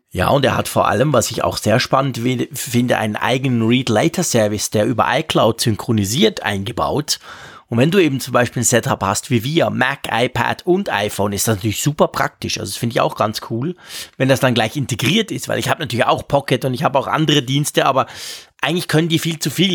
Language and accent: German; Switzerland; bei uns in der Schweiz